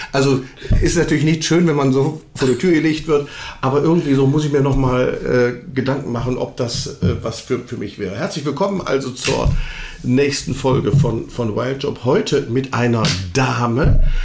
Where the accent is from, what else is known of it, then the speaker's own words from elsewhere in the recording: Düsseldorf, North Rhine-Westphalia, Germany; Sie wissen ja, ich bin ja gebürtiger Düsseldorfer.